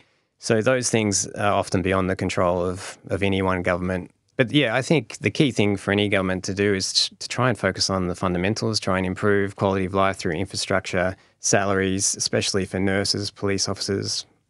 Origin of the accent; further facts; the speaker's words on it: Melbourne, Victoria, Australia; now in New Zealand; Melbourne, how good it was, which is basically my hometown.